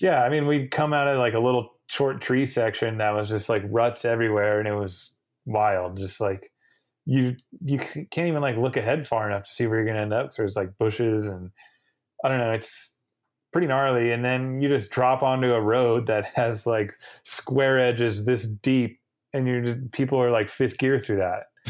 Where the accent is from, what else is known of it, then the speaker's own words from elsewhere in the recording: United States; I'm contracted as an American racer to do American races